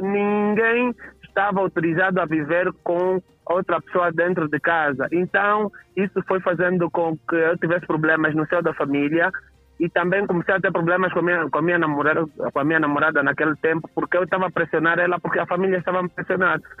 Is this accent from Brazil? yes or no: no; Catambor, Luanda Province, Angola; eu cresci no centro da cidade, no Catambor